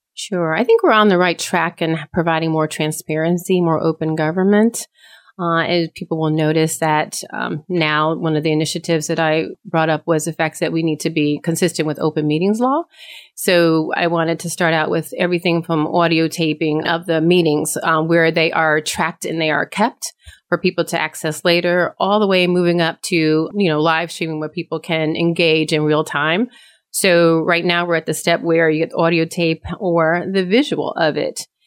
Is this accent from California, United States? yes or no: no; Eastern North Carolina, United States; also born or lived in Connecticut; I grew up in Connecticut, but when I turned ten, they moved back down to Eastern North Carolina